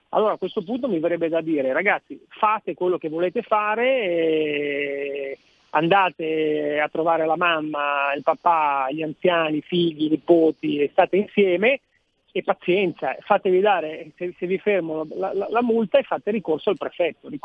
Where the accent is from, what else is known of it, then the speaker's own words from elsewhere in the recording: Genoa, Liguria, Italy; sono nato a Genova